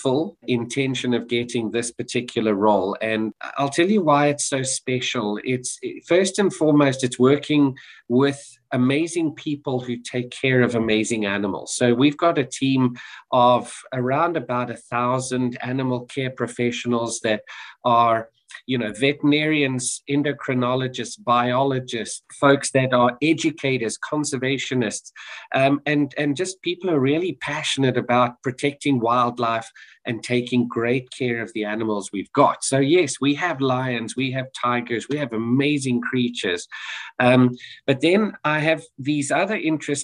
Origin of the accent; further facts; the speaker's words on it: South Africa; moved away; I'm South African, born and raised